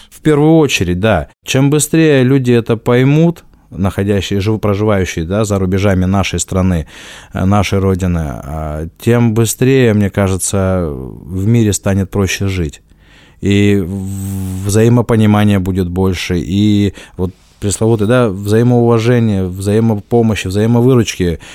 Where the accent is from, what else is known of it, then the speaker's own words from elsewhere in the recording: Dagestan, Russia; moved away; Дальше я дагестанец, а дальше я лезгин